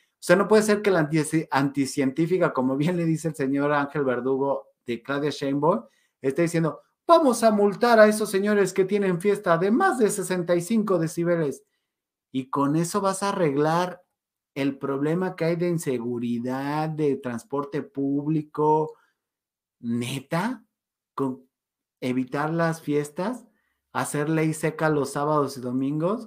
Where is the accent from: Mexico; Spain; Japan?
Mexico